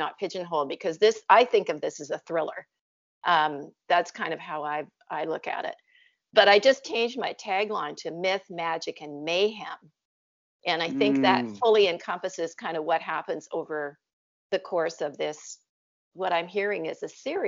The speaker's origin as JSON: {"language": "English", "country": "Canada", "said": "I'm a Canadian out here on the West Coast"}